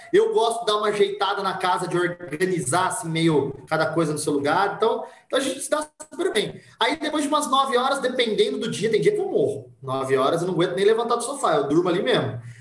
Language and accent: Portuguese; Monte Mor, São Paulo, Brazil; Eu sou de Montemor